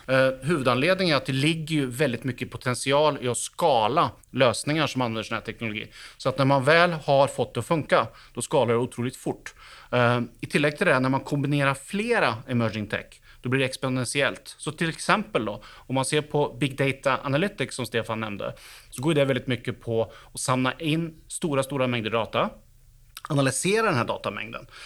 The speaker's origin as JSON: {"language": "Swedish", "country": "Sweden", "tie": "born or raised there", "moved": "yes", "lives_now": "Oslo, Norway", "said": "jag är uppväxt i Sverige så jag snackar svenska också"}